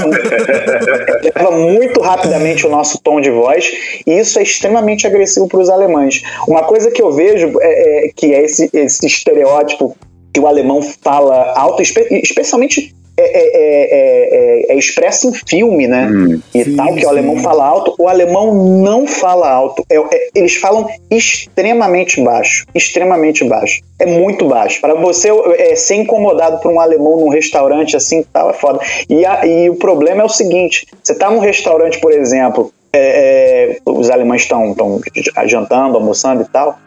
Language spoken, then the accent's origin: Portuguese; Niterói, Rio de Janeiro, Brazil; moved away as an adult; now in Germany; sou de Niterói, né? Eu sou de cidade grande e tal